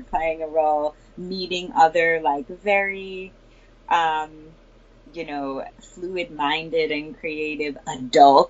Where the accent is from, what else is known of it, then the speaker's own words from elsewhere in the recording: Newtown, Connecticut, United States; I'm from Newtown, Connecticut.